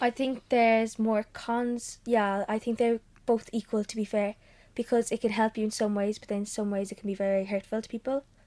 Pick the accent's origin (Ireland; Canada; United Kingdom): Ireland; Cork, Munster; I'm fourteen and I'm from Cork